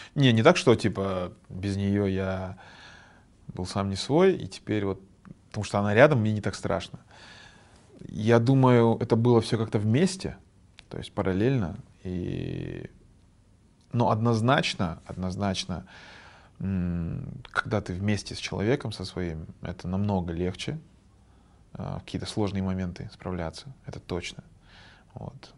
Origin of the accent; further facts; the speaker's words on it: Kazakhstan; я вот казах, я знаю свою родную культуру